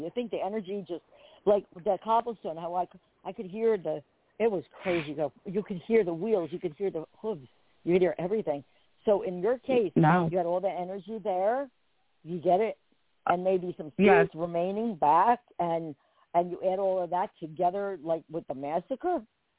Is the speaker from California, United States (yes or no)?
no; Perth Amboy, New Jersey, United States; Well, I grew up in Port Amboy.